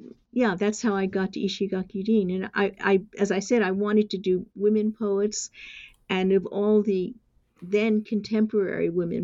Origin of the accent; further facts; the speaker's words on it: New York City, New York, United States; moved away as an adult; now in Japan; I'm an American. I was born in New York City